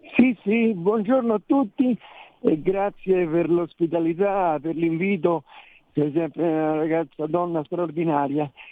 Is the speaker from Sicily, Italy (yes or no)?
no; Rome, Lazio, Italy; Io sono romano